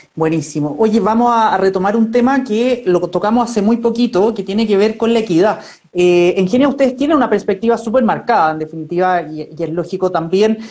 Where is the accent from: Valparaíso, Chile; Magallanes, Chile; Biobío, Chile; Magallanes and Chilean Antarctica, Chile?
Valparaíso, Chile; Viña del Mar; now in Santiago, Chile; yo también soy de Viña